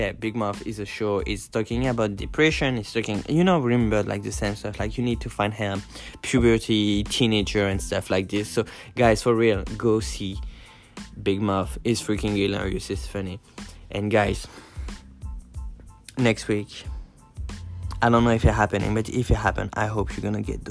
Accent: France; also born or lived in Brooklyn, New York City, United States; now in New York City, United States; I'm from France

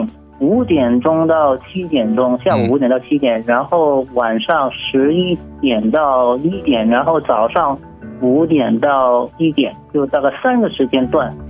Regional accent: China; 对于我们中国人来说，就是最重要的，就是找一些好好吃的地方，就有各有各的消遣了。

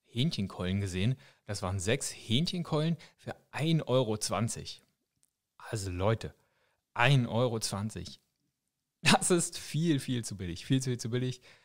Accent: Germany; now in Switzerland; als Deutscher, der ich hier schon eine Weile lebe

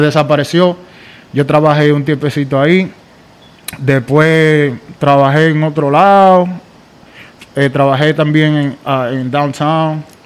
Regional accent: Santo Domingo Este, Distrito Nacional, Dominican Republic; moved away; Yo soy dominicano y mitad judío

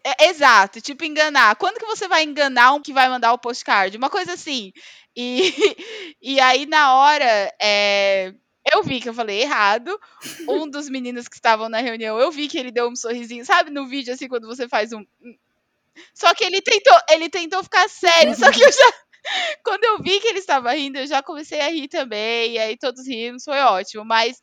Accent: Brazil; accent: Brazilian; moved away; eu era do tá Brasil

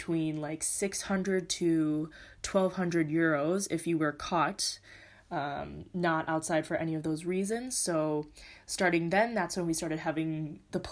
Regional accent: California, United States; moved away as an adult; now in Madrid, Spain; I am currently living in Madrid, Spain right now. I am from California

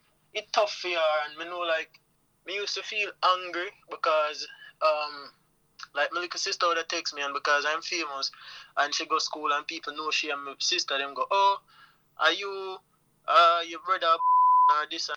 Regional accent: Jamaica; I am a Jamaican man

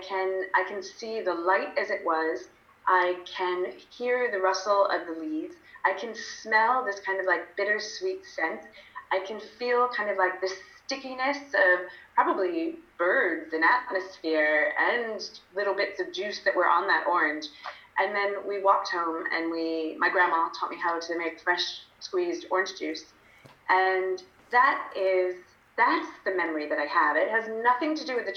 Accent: United Kingdom; also born or lived in London; I'm British, so I spent most of my adult life in London

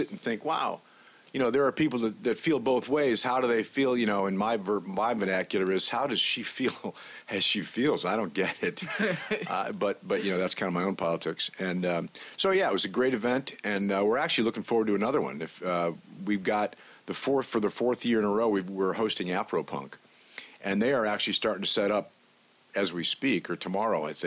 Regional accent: Ohio, United States; moved away as an adult; also born or lived in Detroit / Atlanta; now in Macon, United States; I grew up in Ohio, actually, and came to Atlanta about 10 years ago

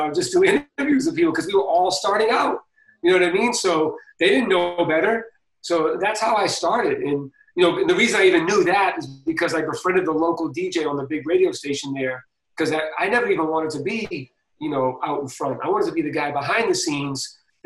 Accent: Boston, Massachusetts, United States; I'm from Boston

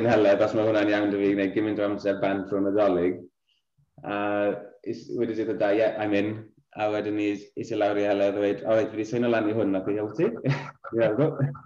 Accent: Castell Newydd, Wales, United Kingdom; moved away as an adult; now in Wolverhampton, United Kingdom; Mae teulu gyd yn byw yn Cysyll Newi. Wedi byw, byw ffron ffra ers, ers fi'n cofio ni, anyway, swn i wedi symud bant o'r nad. Fi'r unig un o'r teulu sydd wedi symud bellach bant, really.

